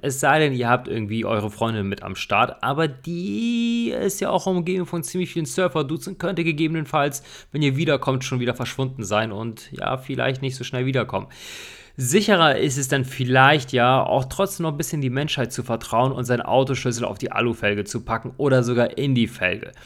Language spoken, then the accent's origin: German; Germany; hier bei uns in Deutschland